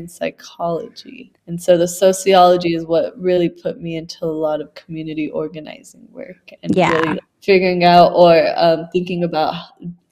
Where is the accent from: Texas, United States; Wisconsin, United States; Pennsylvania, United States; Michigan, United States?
Texas, United States; El Paso; also born or lived in Biloxi, Mississippi / Austin, Texas; I was born in El Paso. My family left to Biloxi, Mississippi when I was 1 year old. And then we lived there. I went to elementary there. And then we moved back when I was about 7 or 8. I lived in El Paso up until I was 19